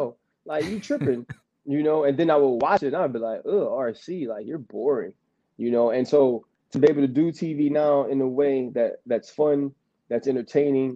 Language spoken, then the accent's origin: English; New Orleans, Louisiana, United States; I'm from New Orleans and I kind of have an accent.